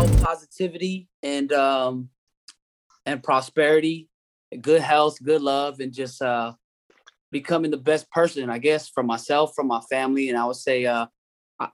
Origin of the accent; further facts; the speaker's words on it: Redwood City, California, United States; I'm from Redwood City, California.